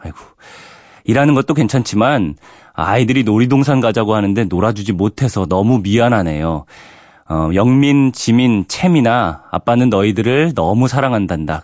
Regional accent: Daejeon, South Korea; 저도 대전 사람이라

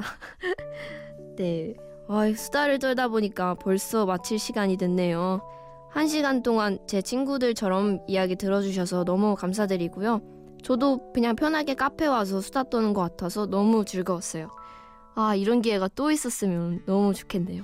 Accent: Wonju, Gangwon, South Korea; now in Seoul, South Korea; 언니랑 저는 원주에서 자랐어요. 강원도 원주라고 아시나요?

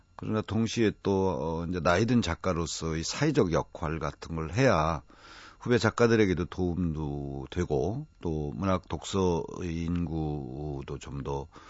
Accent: Nonsan, South Chungcheong, South Korea; 제 고향에 어, 매우 외진 집인데요.

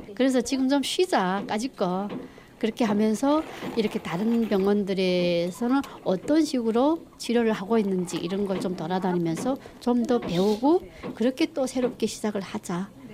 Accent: North Korea; moved away as an adult; also born or lived in Chongjin, North Korea; now in South Korea

